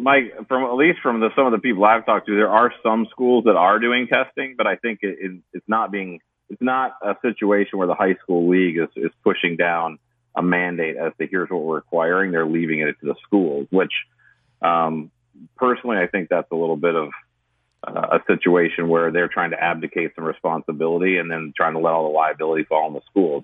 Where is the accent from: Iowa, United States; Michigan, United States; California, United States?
Michigan, United States; now in South Carolina, United States; I grew up in Michigan